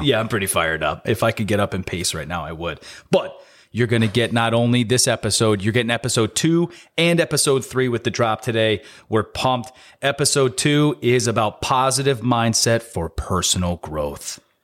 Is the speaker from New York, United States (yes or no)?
yes; Capital District, New York, United States; born and raised in the Capital District